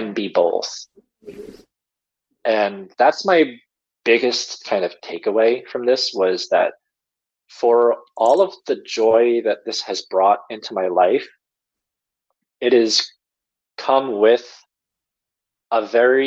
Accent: Long Island, New York, United States; also born or lived in South Korea; oh, Long Island

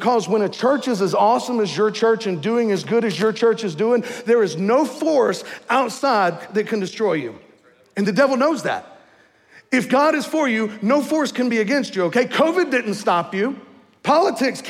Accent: the South, United States; moved away; I'm from the South

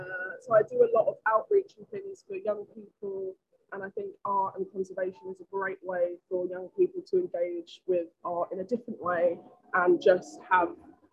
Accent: London, United Kingdom; I grew up in London, a single parent family.

